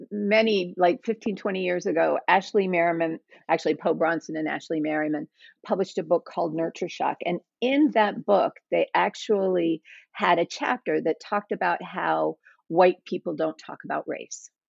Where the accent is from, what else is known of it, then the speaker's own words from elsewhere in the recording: the South, United States; And I grew up in the South for the most part. My dad was in the military, but most of our stations were in the South.